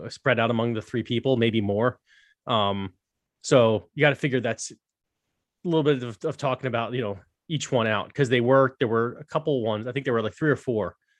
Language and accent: English; United States; as an American